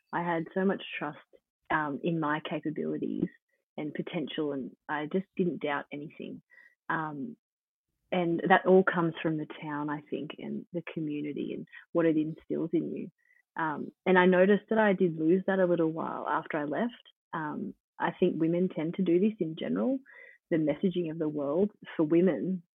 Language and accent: English; Dunedoo, New South Wales, Australia; I think where I grew up in Dunedoo and the type of childhood I had has played one of the biggest influences on me in my life